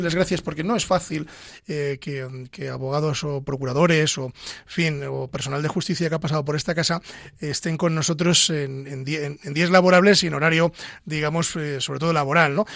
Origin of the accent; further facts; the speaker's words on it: Castile and León, Spain; yo soy de Ávila